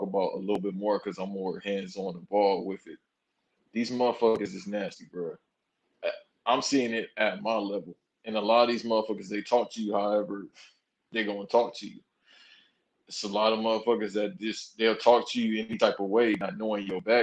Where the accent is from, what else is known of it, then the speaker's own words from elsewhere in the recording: Los Angeles, California, United States; I'm from South Central LA.